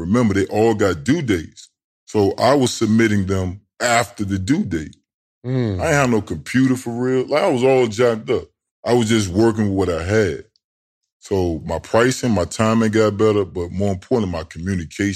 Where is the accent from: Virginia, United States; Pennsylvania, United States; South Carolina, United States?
Virginia, United States; Norfolk; So I'm below the DMV. So you got Northern Virginia, and then you got Tidewater. I'm from Tidewater.